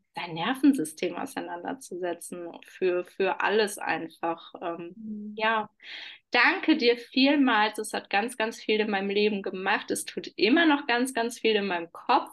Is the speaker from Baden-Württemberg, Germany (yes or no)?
no; Oberhausen, North Rhine-Westphalia, Germany; ich komme aus Oberhausen, aus äh, ja, der Schleife des Ruhrpots